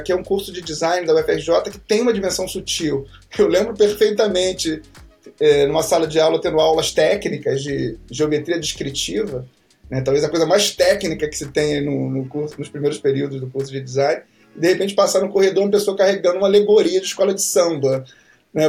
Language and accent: Portuguese; Rio de Janeiro, Brazil; moved away as an adult; also born or lived in São Paulo; Eu moro, eu nasci, na verdade, já não moro mais lá, mas eu nasci num bairro chamado Santa Cruz.